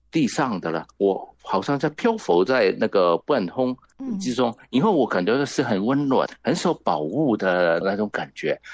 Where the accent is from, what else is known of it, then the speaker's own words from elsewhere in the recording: Hong Kong; Chinese is a second language; 你听到我的国语没有很标准，只知道我肯定是来自香港的啦